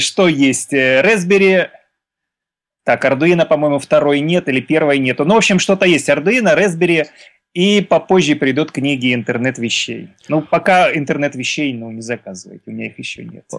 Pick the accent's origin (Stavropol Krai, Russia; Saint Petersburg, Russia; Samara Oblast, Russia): Stavropol Krai, Russia; я из Ставропольского края